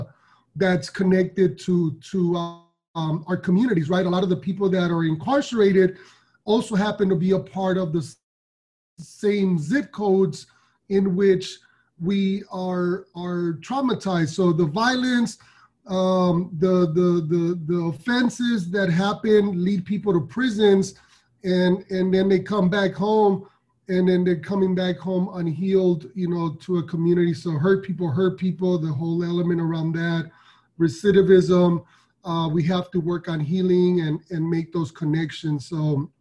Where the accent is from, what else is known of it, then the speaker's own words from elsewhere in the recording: Los Angeles, California, United States; I'm from South Central Los Angeles, born and raised in still live out here